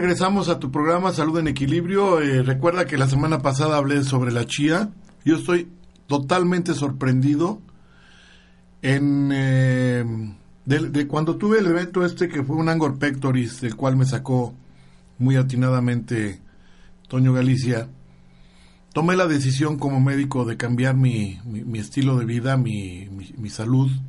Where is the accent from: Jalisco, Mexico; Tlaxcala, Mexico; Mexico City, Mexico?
Jalisco, Mexico; Guadalajara; cuando era niño yo vivía en Guadalajara, Jalisco